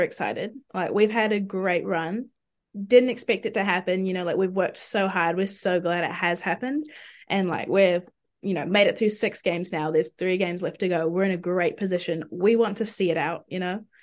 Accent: Auckland, New Zealand; also born or lived in Dunedin; I'm from Auckland.

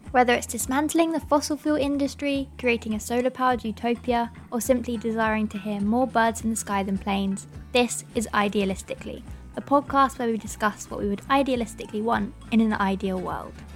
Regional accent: Cheltenham, South West England, United Kingdom; I'm from Cheltenham

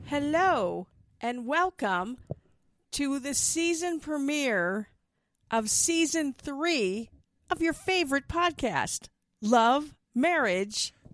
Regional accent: Milwaukee, Wisconsin, United States; now in Tucson, United States; my hometown

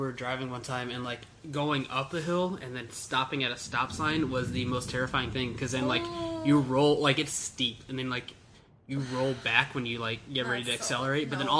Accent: Land O'Lakes, Florida, United States; I grew up in Land O'Lakes, north of here.

